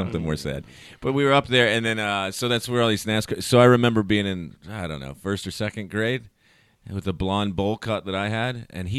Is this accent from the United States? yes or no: yes; Charlotte, North Carolina, United States; also born or lived in Mooresville; I'm from Charlotte, too. I was born and raised here.